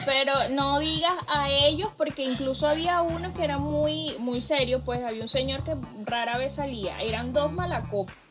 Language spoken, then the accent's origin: Spanish; Venezuela; yo como venezolana